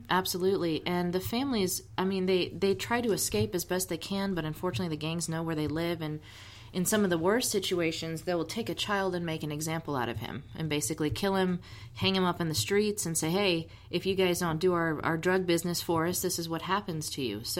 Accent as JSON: {"language": "English", "country": "Switzerland", "tie": "born there", "said": "And it's funny because I was born in Switzerland. I'm a dual national"}